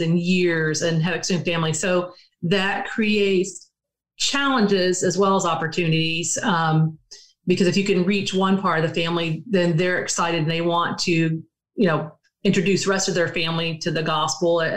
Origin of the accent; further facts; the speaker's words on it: Prattville, Alabama, United States; moved away; I grew up in Alabama. Um, it's not, it was small when I lived there, but Prattville